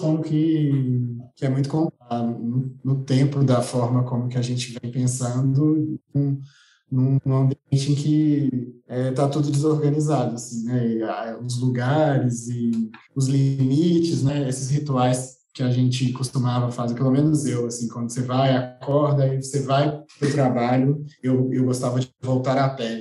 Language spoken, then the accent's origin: Portuguese; Belo Horizonte, Minas Gerais, Brazil; eu sou aqui de Belo Horizonte